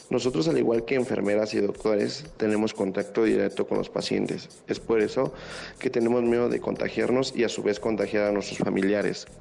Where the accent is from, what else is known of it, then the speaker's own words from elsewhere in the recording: Mexico; Somos mexicanos